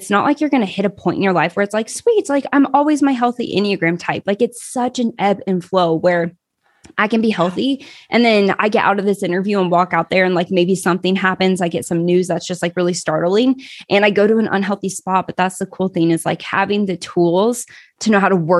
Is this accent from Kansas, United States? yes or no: yes; Kansas, United States; I grew up in the Midwest, Kansas, actually